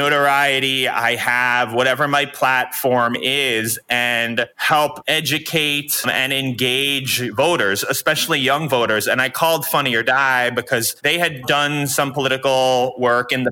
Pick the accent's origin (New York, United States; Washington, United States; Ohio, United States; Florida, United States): New York, United States; moved away as an adult; now in Los Angeles, United States; I grew up as a New Yorker